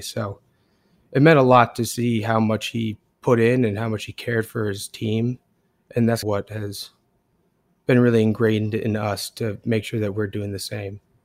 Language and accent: English; Portland, Maine, United States; Max and I are both born and raised in Portland, Maine